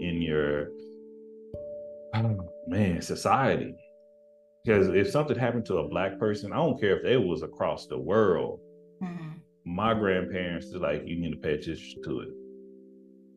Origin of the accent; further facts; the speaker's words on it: Tyler, Texas, United States; moved away; growing up in East Texas